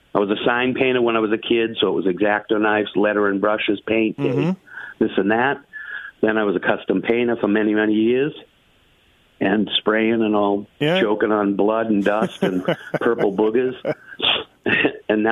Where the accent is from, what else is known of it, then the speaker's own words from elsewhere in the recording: Boston, Massachusetts, United States; moved away as an adult; also born or lived in Hesperia, California; now in Melbourne, Australia; I'm from Boston